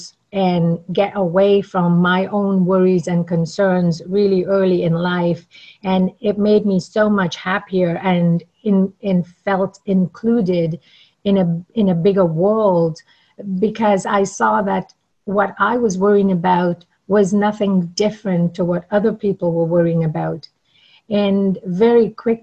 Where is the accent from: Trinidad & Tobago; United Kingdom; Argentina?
Trinidad & Tobago; I absolutely love talking about my hometown. I was born in the beautiful paradise island of Trinidad and Tobago